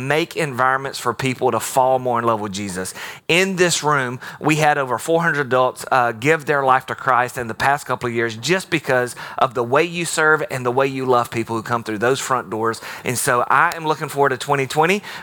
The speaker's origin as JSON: {"language": "English", "region": "Alabama", "country": "United States", "tie": "born or raised there", "moved": "yes", "said": "I grew up in Alabama"}